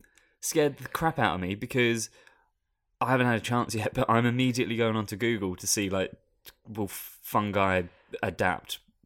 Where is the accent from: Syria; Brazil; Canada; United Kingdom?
United Kingdom; now in Australia